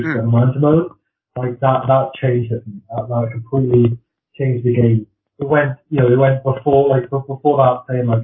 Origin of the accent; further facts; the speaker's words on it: Wales, United Kingdom; I'm Welsh